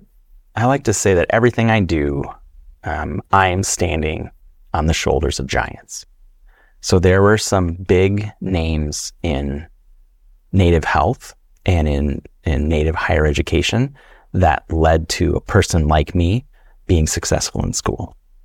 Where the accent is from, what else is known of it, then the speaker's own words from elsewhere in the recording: Bemidji, Minnesota, United States; also born or lived in Wisconsin; I'm Ojibwe from Minnesota, and I'm also Scandinavian. I grew up, I like to say that I was raised by a forest and river. I grew up in northern Wisconsin during the school years, and then northern Minnesota around the Bemidji, Minnesota area